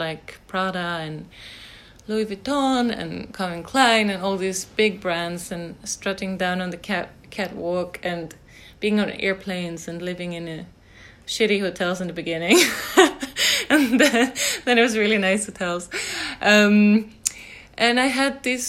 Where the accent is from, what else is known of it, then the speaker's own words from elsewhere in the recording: Järna, Stockholm County, Sweden; I grew up in Sweden, outside Stockholm, in a countryside town called Järna.